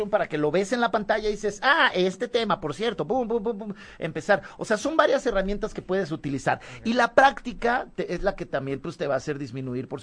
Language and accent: Spanish; Mexico; Así somos los mexicanos, eso, eso.